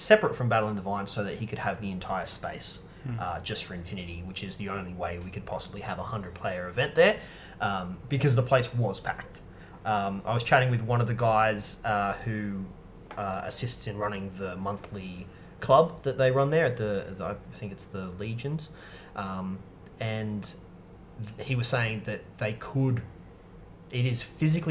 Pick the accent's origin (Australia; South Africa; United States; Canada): Australia; Newcastle, New South Wales; now in Melbourne, Australia; my hometown of Newcastle